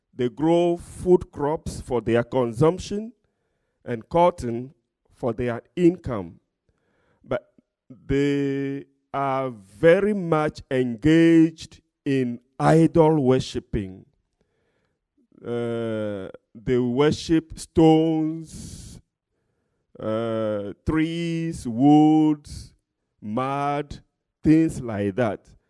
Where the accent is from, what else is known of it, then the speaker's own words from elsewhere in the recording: Togo; I'm from Togo, West Africa